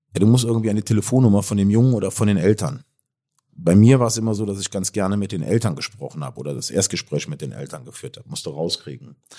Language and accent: German; Cologne, North Rhine-Westphalia, Germany; Ich, ich komme aus, aus, aus Köln